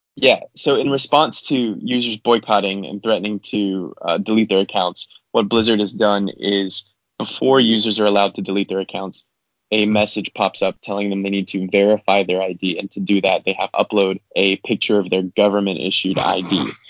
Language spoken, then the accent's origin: English; United States; our history as Americans, or in my history as an American